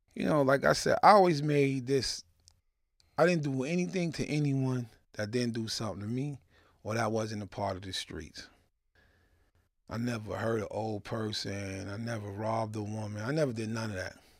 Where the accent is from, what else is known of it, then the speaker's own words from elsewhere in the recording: New York City, New York, United States; I was born in Kings County Hospital